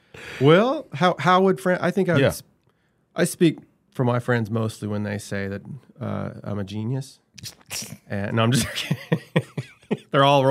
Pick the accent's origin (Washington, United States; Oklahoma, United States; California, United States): Oklahoma, United States; Dewey; Because I grew up in Dewey, which is a suburb of Bartersville.